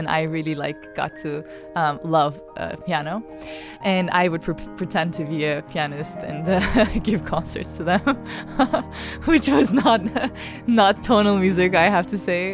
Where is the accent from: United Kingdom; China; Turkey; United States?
Turkey; Ankara; I'm from Ankara, the capital of Turkey.